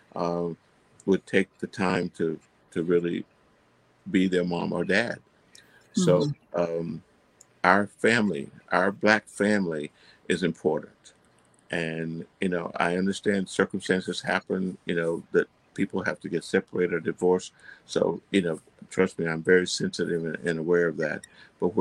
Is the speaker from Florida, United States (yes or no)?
yes; Fort Meade, Florida, United States; I'm from Fort Meade, Florida. I was raised in a wooden frame house